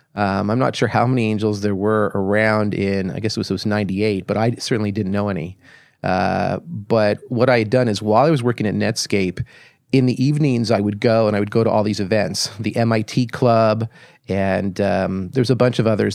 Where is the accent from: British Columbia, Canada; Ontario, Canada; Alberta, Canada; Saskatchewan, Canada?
Ontario, Canada; Toronto; moved away as an adult; also born or lived in Ottawa / Silicon Valley; I grew up in Toronto